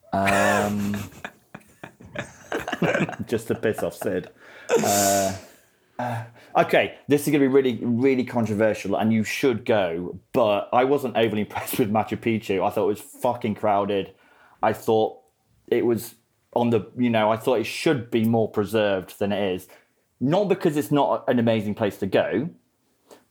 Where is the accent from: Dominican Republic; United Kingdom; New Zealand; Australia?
United Kingdom; Grimsby, Yorkshire and the Humber; now in Brazil; I'm from Grimsby